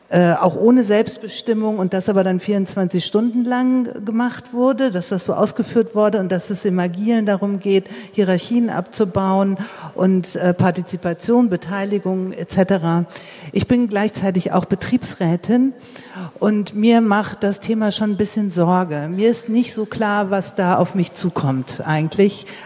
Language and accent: German; Hamburg, Germany; ich komme aus Hamburg.